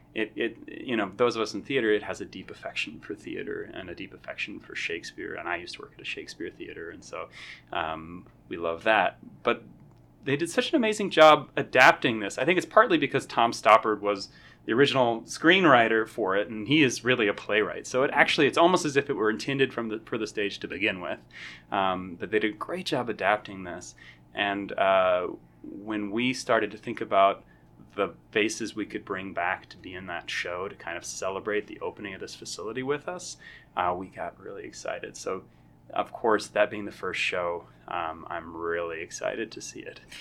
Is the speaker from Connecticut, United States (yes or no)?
no; Fayetteville, Arkansas, United States; I am from Fayetteville, Arkansas